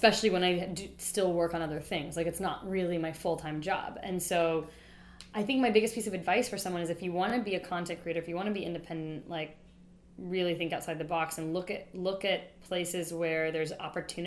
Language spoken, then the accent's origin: English; Wichita, Kansas, United States; moved away; I'm from Wichita